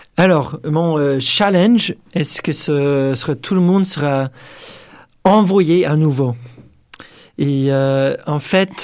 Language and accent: French; United States; French is a second language; moved away as an adult; now in France; je suis américain